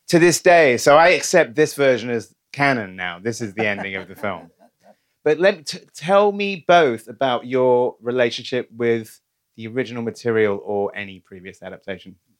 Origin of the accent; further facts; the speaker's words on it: United Kingdom; as a Brit